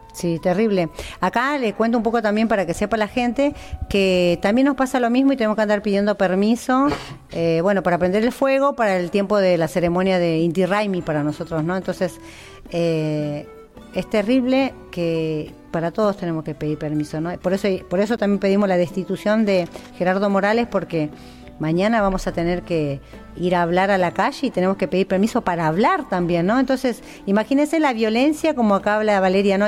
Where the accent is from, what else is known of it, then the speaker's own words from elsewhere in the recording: Perico, Jujuy, Argentina; comunidades como el Pongo, de donde soy yo, de Perico